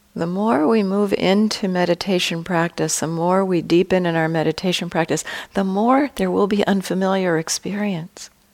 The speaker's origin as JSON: {"language": "English", "region": "California", "country": "United States", "said": "I come from California"}